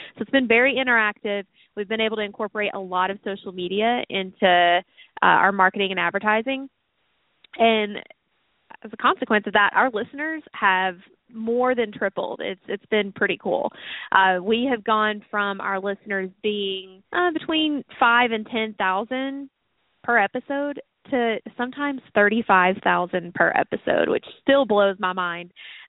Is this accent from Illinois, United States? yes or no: no; Sarasota, Florida, United States; the Bay here in Sarasota, and you guys have heard me talk about that a lot, not just because this is my hometown.